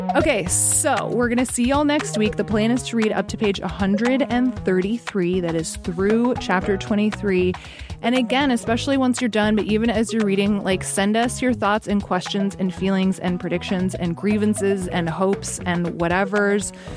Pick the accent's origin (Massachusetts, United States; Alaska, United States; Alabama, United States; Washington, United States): Alaska, United States; growing up in Alaska